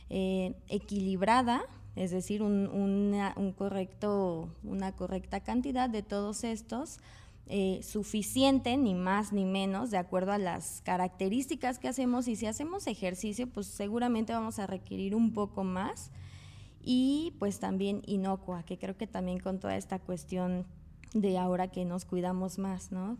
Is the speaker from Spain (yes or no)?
no; Mexico; como mexicanos